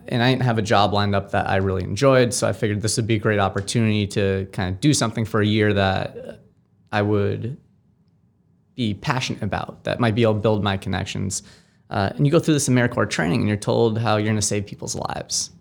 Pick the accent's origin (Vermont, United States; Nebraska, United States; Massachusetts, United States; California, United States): Massachusetts, United States; Amherst; I grew up in Amherst, Mass